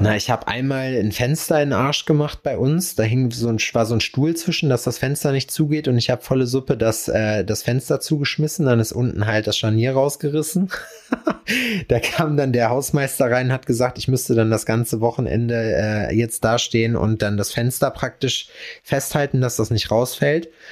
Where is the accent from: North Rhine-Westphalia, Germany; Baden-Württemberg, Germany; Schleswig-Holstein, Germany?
North Rhine-Westphalia, Germany; Ich bin ja Westfale